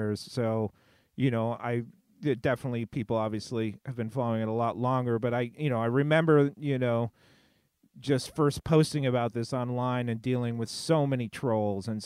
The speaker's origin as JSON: {"language": "English", "region": "West Coast", "country": "United States", "tie": "born or raised there", "also_born_or_lived": "New York", "said": "for myself growing up in the States"}